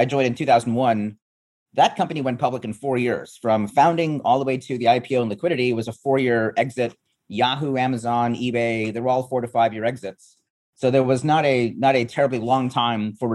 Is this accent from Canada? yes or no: yes; Canada; moved away; also born or lived in East Africa; I grew up in Canada. I was born in East Africa